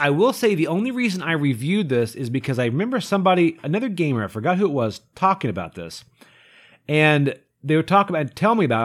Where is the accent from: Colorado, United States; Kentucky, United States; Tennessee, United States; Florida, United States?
Kentucky, United States; I grew up in Kentucky